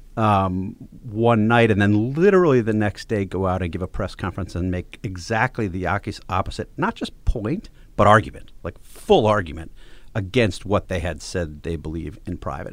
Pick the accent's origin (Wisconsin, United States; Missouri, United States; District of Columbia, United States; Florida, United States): Wisconsin, United States; I'm from Wisconsin.